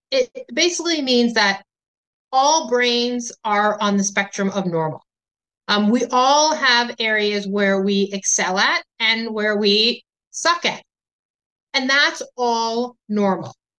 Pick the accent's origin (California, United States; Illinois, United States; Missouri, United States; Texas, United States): Illinois, United States; my home state of Illinois